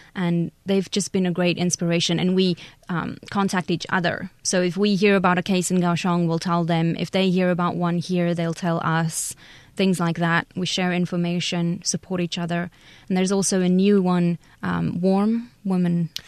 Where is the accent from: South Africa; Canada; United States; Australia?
South Africa; moved away as an adult; now in Taiwan; I'm from South Africa